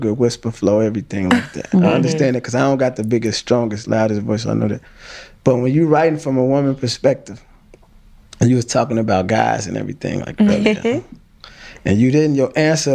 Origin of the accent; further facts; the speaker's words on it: Chicago, Illinois, United States; I'm from Chicago